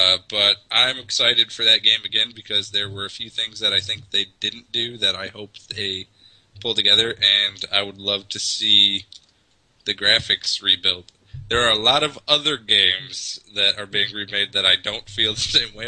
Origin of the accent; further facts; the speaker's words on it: Scotland, United Kingdom; Oh, it's probably because I'm Scottish.